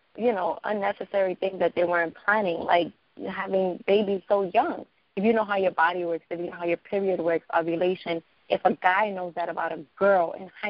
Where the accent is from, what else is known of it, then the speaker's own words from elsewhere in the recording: New York City, New York, United States; I grew up in East New York